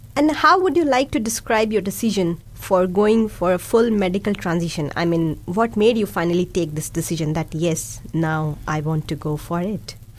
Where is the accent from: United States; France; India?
India; first language Hindi and Urdu; English is a second language; now in Dunedin, New Zealand; I'm from India and a mom of a two year old kid. Along with English, I can speak Hindi and Urdu, both of which are my mother tongues.